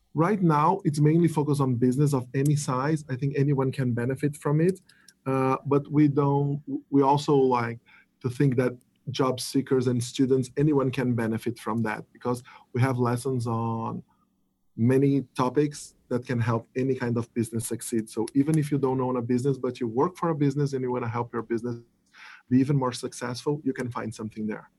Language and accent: English; Brazil; I'm from Brazil